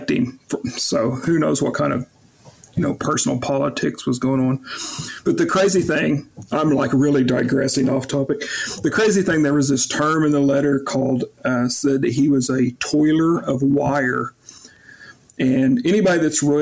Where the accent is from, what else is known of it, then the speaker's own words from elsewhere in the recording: Fairfax, Oklahoma, United States; also born or lived in Ralston, Oklahoma; I grew up about 15-20 miles north of Pawnee, Oklahoma, in Fairfax and in Ralston, most of my youth